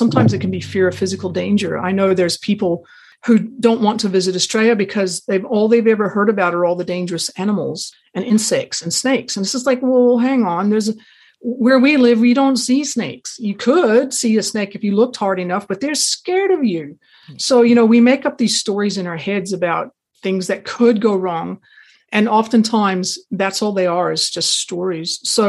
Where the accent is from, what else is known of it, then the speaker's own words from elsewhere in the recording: Pacific Northwest, United States; I actually grew up in the Pacific Northwest, Oregon, Washington, and I went to university there.